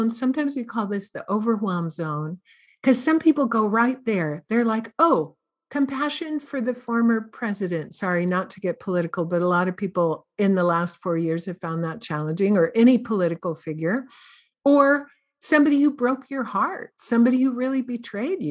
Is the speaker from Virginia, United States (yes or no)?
no; Santa Cruz, California, United States; I'm from Santa Cruz, California